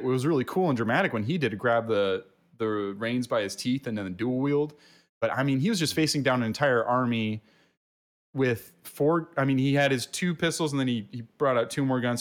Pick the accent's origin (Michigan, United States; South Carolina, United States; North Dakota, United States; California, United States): California, United States; we're Californians